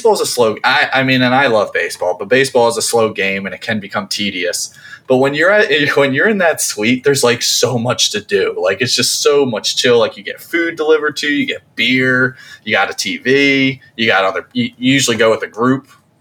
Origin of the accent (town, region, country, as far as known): New Jersey, United States; born or raised there